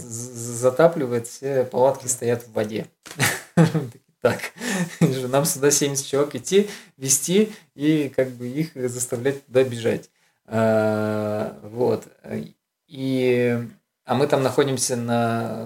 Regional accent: Urals, Russia; я с Урала

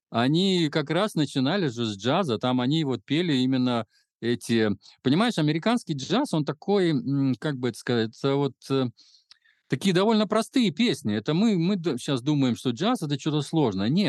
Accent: Belarus

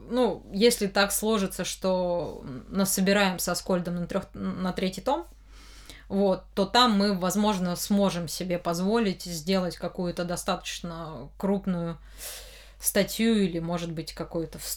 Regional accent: Moscow, Russia; Э, потому что я из Москвы, и, ну, этот Женя... Э, Дим Яковлев, он в Питере больше, наверное, там, а я вот здесь как-то

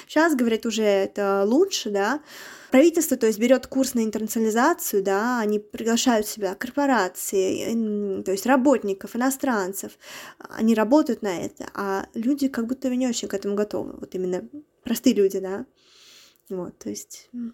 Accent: Nizhny Novgorod Oblast, Russia; moved away as an adult; now in Luxembourg; я из маленького города, да, еще раз я из Нижегородской области

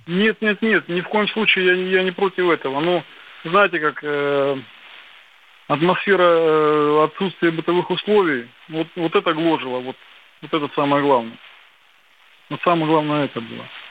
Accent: Donbas, Ukraine; moved away; also born or lived in Lipetsk Oblast; я сам из Донбасса

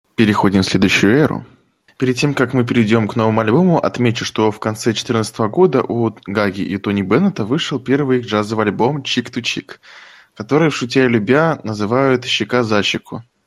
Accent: Tomsk Oblast, Russia; born or raised there

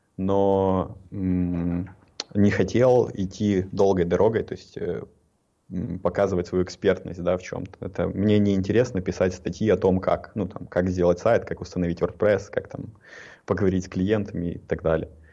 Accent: Ukraine; я из Украины

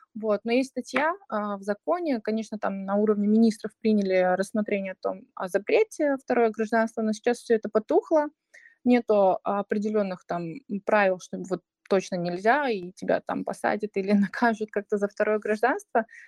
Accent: Uzbekistan; now in Russia; Я э, из Узбекистана, но живу в России. Половина жизни в Узбекистане, половина э, жизни здесь.

